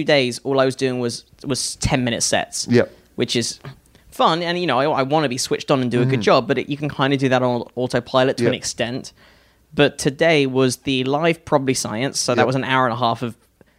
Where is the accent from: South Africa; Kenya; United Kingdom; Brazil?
United Kingdom; moved away as an adult; now in United States; as a Brit